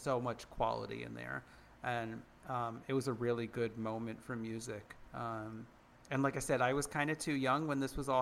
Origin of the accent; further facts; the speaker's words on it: United States; we're all American.